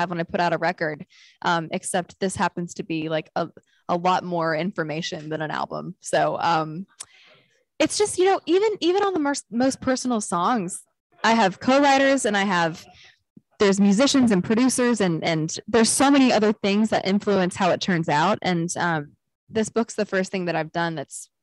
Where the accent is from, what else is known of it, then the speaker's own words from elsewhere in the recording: Knoxville, Tennessee, United States; moved away; he's my hometown hero